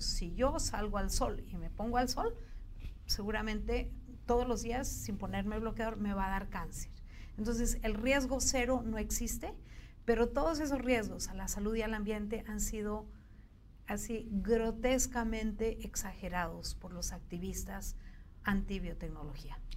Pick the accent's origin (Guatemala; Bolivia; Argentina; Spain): Bolivia; now in Mexico; nosotros, que somos un poquito andinos, un poquito del Cono